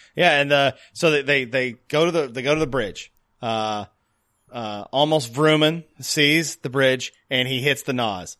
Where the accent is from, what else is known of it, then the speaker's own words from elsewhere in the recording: the South, United States; moved away; I am from the South originally